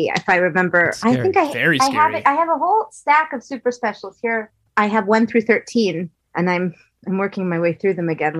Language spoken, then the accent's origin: English; Nebraska, United States; when I was growing up in Nebraska